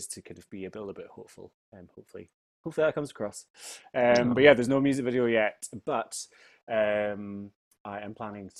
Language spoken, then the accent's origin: English; Finchley, London, United Kingdom; like growing up in Finchley in the village that I am right now.